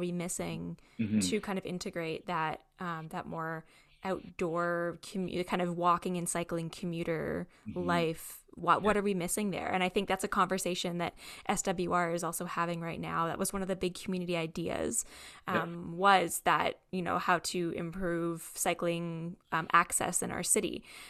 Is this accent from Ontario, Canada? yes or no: yes; Kitchener, Ontario, Canada; also born or lived in Ottawa, Canada; because I was born and raised in Kitchener, Waterloo, and then was in Ottawa for five or six years, I think, living and working and going to school.